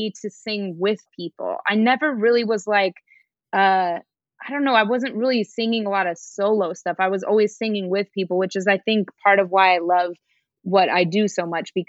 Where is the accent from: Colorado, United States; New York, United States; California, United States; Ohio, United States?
Colorado, United States; Denver; I'm from Denver, Colorado